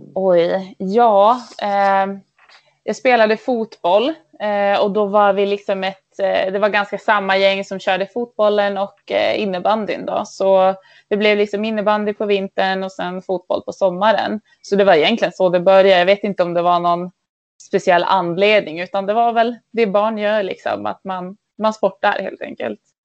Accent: Örnsköldsvik, Västernorrland County, Sweden; Jag är uppvuxen i Övik

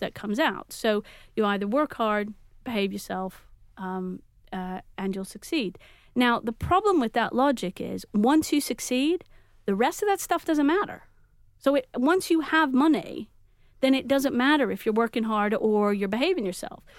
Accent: Texas, United States; now in Manchester, United Kingdom; I, I am from Texas

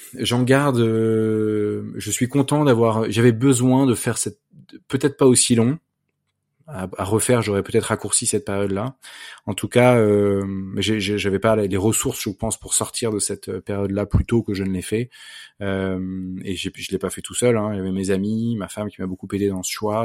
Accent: Versailles, Île-de-France, France; j'ai grandi à Versailles

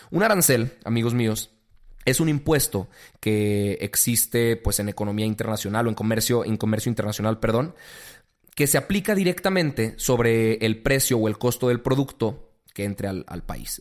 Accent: Mexico; como mexicanos

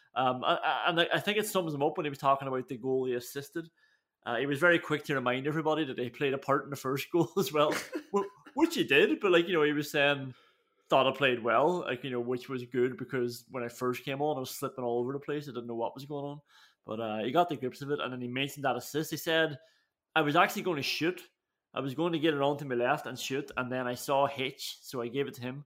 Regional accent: Ireland; we're Irish

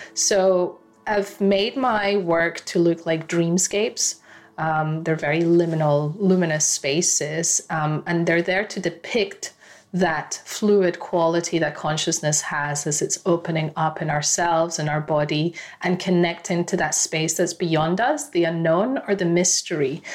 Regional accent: Ecuador; my home country of Ecuador

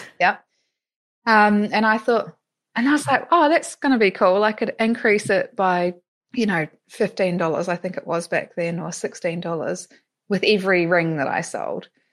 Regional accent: New Zealand; moved away as an adult; also born or lived in Melbourne, Australia; now in Europe; I'm originally from New Zealand, but spent eleven and a half years living in Melbourne.

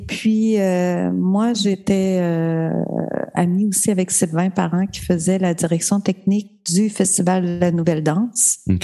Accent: Matane, Quebec, Canada; moved away as an adult; also born or lived in Sainte-Thérèse; de Matane

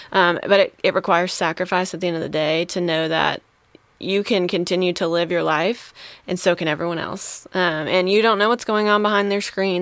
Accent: Wisconsin, United States; moved away; I'm originally from Wisconsin

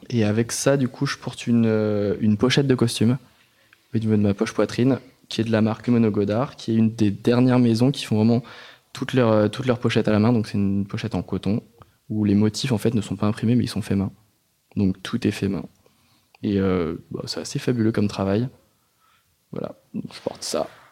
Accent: Noisy-le-Grand, Île-de-France, France; moi, j'ai grandi euh, à Noisy-le-Grand, dans le 93

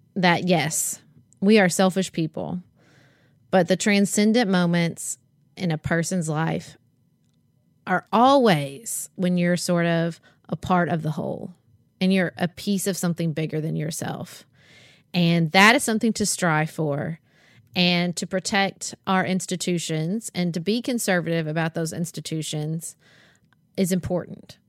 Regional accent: Paducah, Kentucky, United States; my family, Paducah, the community I have there, um, my church, and being an American and, and also being a Kentuckian

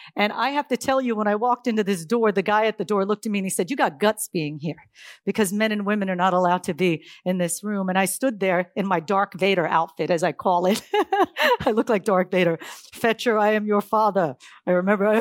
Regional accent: Silicon Valley, California, United States; I'm from Silicon Valley, California

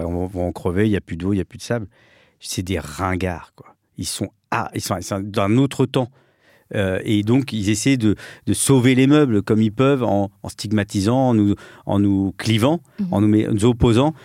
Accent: France; je suis né en France. Je suis le seul

